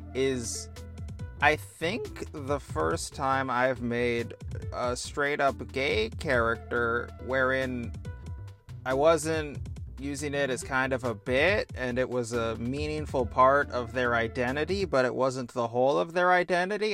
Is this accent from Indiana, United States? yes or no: yes; Indiana, United States; I like cornhole, which means I'm also from Indiana